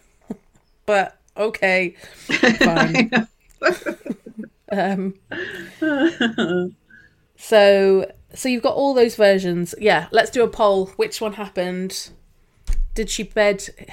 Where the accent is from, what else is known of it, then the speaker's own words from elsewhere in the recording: United Kingdom; We're British.